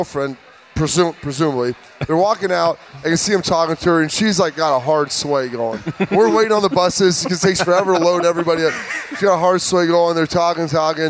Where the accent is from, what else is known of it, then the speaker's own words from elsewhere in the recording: the Big Ten footprint, Midwest, United States; I grew up in the Big Ten footprint